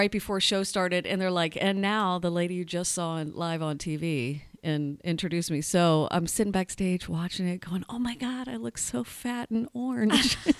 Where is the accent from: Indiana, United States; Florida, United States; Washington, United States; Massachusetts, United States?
Florida, United States; Sarasota; moved away as an adult; also born or lived in Louisville, Kentucky; now in Los Angeles, United States; I grew up in Sarasota, it's an artsy